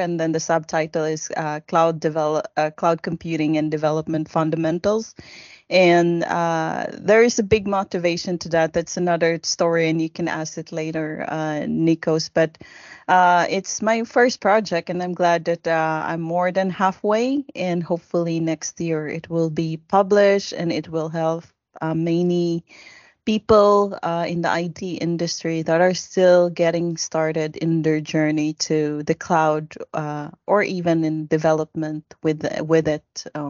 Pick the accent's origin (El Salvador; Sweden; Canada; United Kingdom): Sweden; I am from Sweden.